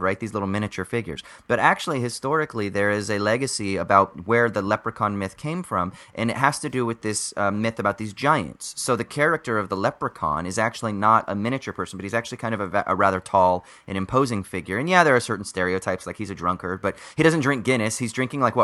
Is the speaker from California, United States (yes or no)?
yes; Orange County, California, United States; also born or lived in Los Angeles, California; grew up in Orange County